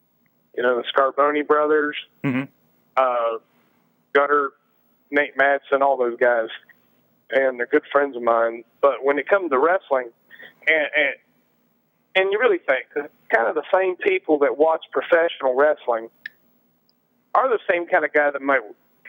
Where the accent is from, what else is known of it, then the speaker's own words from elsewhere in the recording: Scotland, United Kingdom; you know, I had a thing for being a Scot.